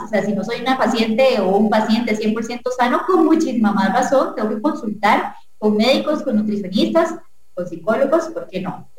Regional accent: Costa Rica; como costarricense, en nuestro país y nuestra cultura

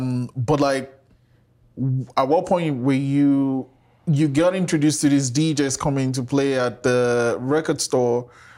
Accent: Nigeria; I grew up in Nigeria, and I grew up with reggae music.

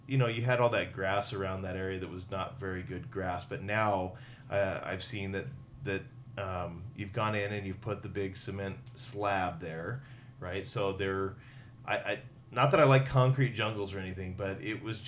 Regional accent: Centralia, Washington, United States; now in Pullman, United States; my hometown of Centralia

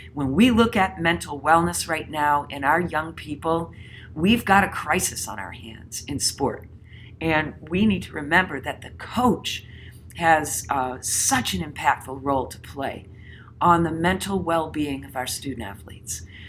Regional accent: Connecticut, United States; my home state of Connecticut

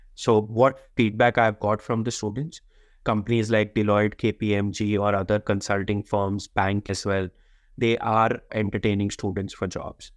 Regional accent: India; moved away as an adult; also born or lived in Sydney, Australia; now in Canberra, Australia; I come from India

